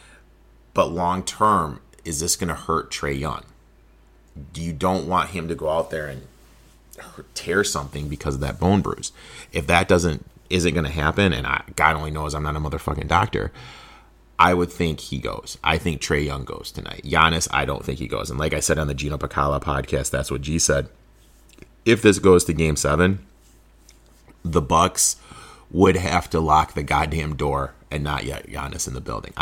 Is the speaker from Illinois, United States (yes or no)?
yes; Chicago, Illinois, United States; growing up in Chicago